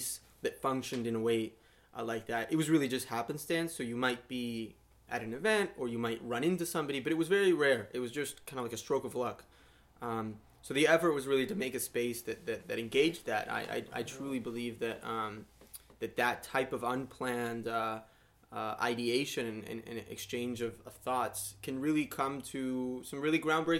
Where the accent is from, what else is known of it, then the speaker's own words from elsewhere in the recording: Miami, Florida, United States; moved away as an adult; also born or lived in Colombia; now in Ithaca, United States; I'm a Colombian. I grew up in Miami